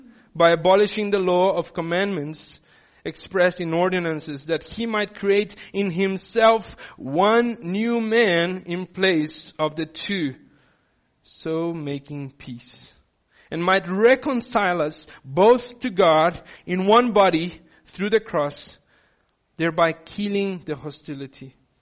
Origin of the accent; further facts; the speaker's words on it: Brazil; now in South Africa; I didn't grow up in South Africa. I come from Brazil. When I come here and I need to tick boxes, I'm considered an other.